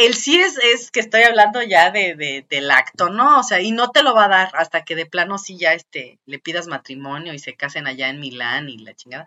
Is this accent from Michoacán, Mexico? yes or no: yes; Michoacán, Mexico; yo vengo de Michoacán